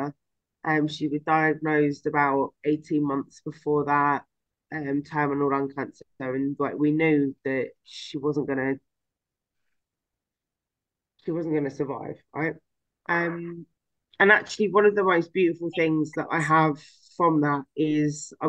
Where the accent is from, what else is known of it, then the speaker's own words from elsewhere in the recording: London, United Kingdom; I'm from London, so that's what we called that.